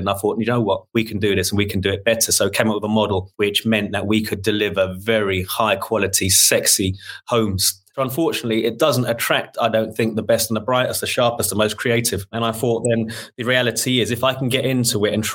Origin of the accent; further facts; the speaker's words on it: London, United Kingdom; born and bred in Shepherd's Bush